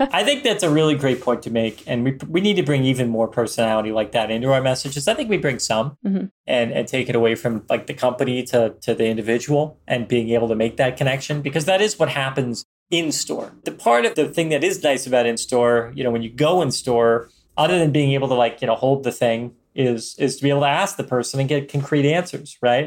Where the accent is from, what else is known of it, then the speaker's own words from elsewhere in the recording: Philadelphia, Pennsylvania, United States; We're both from Philadelphia area